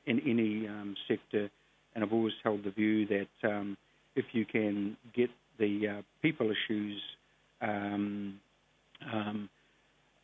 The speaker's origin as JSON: {"language": "English", "region": "Auckland", "country": "New Zealand", "tie": "born or raised there", "also_born_or_lived": "Te Teko", "said": "I was born in South Auckland, grew up in Otara and Māngere, and had a very urban Māori upbringing"}